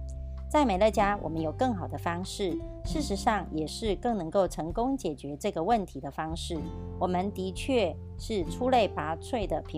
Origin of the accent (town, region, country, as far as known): Miaoli County, Taiwan